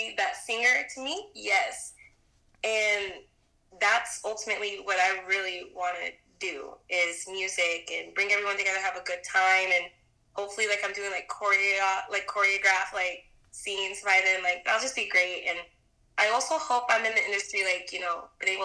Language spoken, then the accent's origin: English; Texas, United States; now in Dallas, United States; I'm not from Dallas. I'm from Texas. I'm very much still a Texas girl.